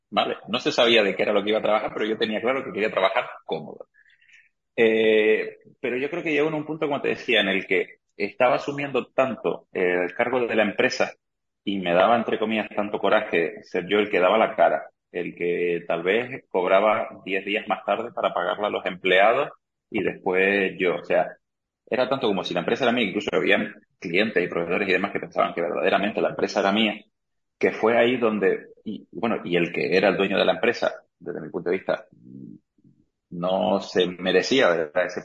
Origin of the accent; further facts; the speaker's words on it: Argentina; now in Canary Islands, Spain; soy argentino de origen, que este año cumplí 19 años viviendo aquí en, Canarias